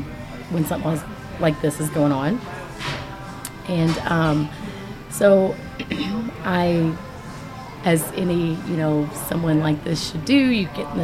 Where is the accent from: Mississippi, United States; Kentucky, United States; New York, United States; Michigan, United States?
Kentucky, United States; Originally Southwest Kentucky.